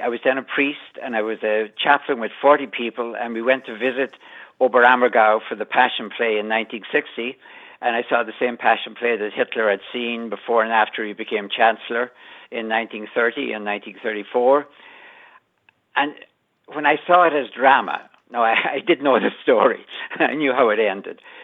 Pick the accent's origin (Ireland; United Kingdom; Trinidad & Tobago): Ireland; moved away as an adult; now in United States; I grew up with a border in my life when I was growing up in Ireland